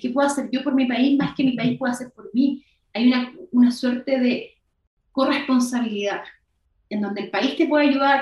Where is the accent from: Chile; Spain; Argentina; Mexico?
Chile; Somos chaqueteros los chilenos